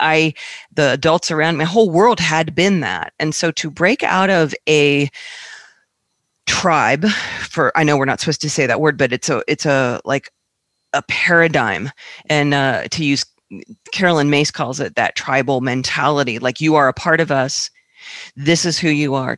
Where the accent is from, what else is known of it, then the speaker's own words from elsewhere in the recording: Northern Virginia, United States; moved away; also born or lived in Asheville; I grew up in Northern Virginia